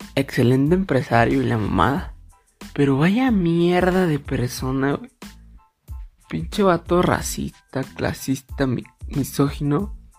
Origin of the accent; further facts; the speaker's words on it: Mexico; yo pues como como buen mexicano